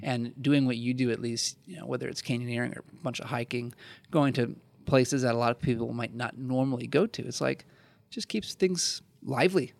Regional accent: Midwest, United States; growing up in the Midwest

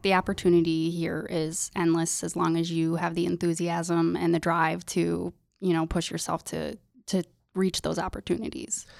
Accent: Sidney, New York, United States; I grew up in Sydney

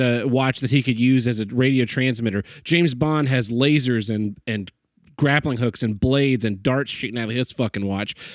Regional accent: Oklahoma, United States

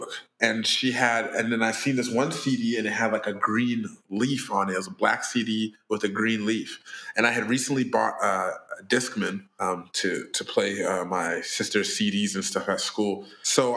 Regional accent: Surrey, British Columbia, Canada; I'm born and raised in Surrey, BC.

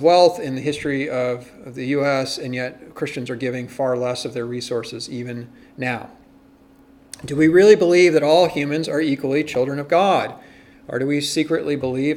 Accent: United States; as American Protestants

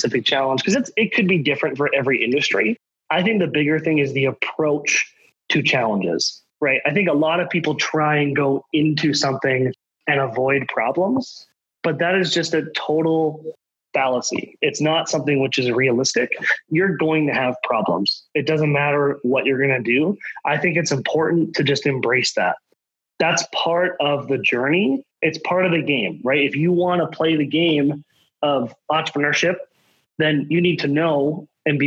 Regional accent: Southern Alberta, Canada; I grew up in Southern Alberta, like I said, I lived in a whole bunch of different cities, and I'm in Alberta by choice

